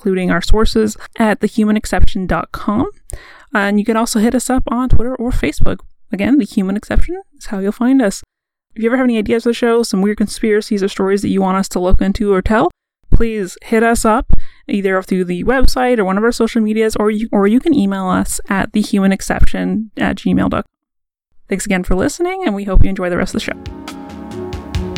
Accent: Canada; We're Canadian

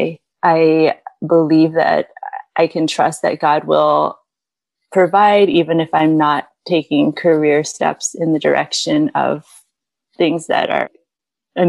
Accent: United States; also born or lived in China / California / Texas; now in Midwest, United States; I grew up in California and Southeast Texas

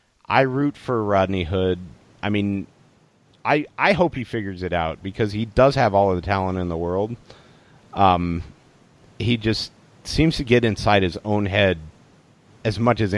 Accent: Alaska, United States; moved away as an adult; also born or lived in Denver, Colorado / Kansas City; I lived in Alaska from when I was 7 to 25.

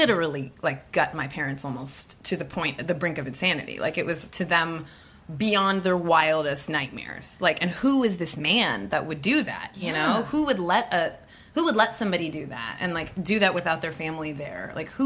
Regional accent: Bay Area, California, United States; We're from the Bay Area.

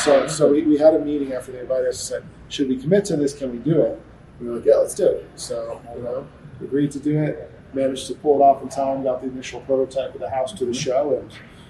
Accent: Connecticut, United States; now in Las Vegas, United States; we're in Las Vegas now, but originally I'm from the East Coast. Grew up in Connecticut, kind of near New York City.

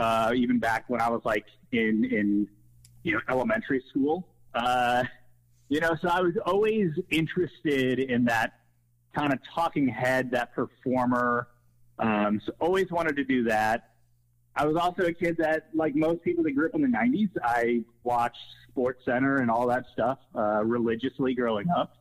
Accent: West Chester, Ohio, United States; also born or lived in Wheaton, Illinois / Milwaukee, Wisconsin; I grew up in like the Westchester area, went to Lakota East High School. Um, but yeah, kind of just always been in Southwest Ohio for the most part since about the mid 90s.

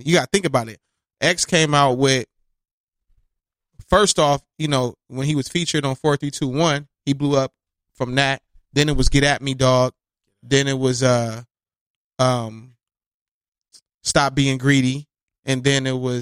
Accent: West Coast, United States; I'm from the West Coast too

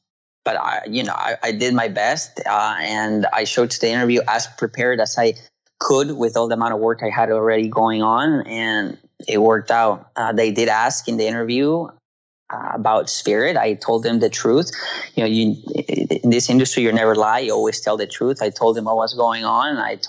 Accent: Peru; Mine was certainly unique in the fact that I came from Peru

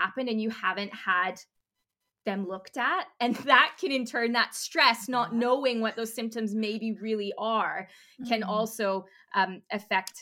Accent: Canada; now in United Kingdom; I'm Canadian

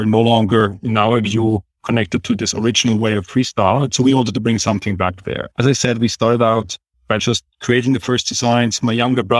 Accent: Switzerland; I grew up in Switzerland, actually in a rather small village with more cows than people.

